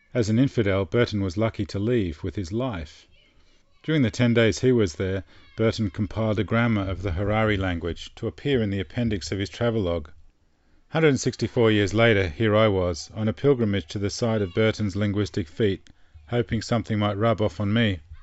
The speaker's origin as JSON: {"language": "English", "country": "Australia", "said": "I'm from Australia"}